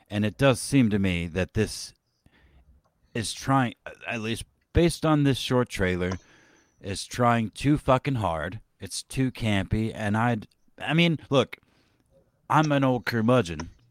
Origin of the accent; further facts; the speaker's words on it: Texas, United States; I was born and raised in Texas